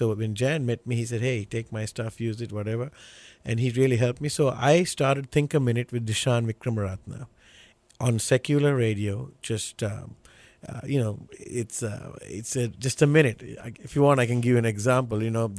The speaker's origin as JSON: {"language": "English", "country": "Sri Lanka", "said": "Sri Lanka is an island. It's on the southern tip of India. you know, everybody knows India, so, but it's below India. North south is about 270 miles, east west is about 150, and in this little island we have about almost 21 22 million people."}